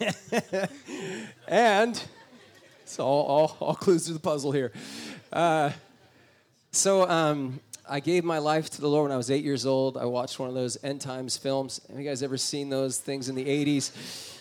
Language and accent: English; New Jersey, United States; I was born in New Jersey. It's on the eastern side of the United States.